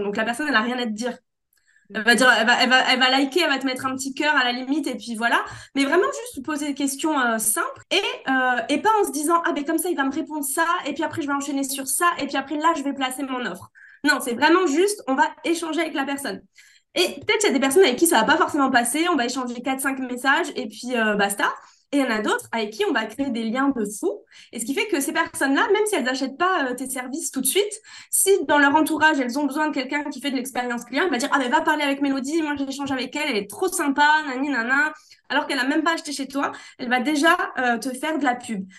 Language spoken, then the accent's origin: French; Corsica, France; Chez moi en Corse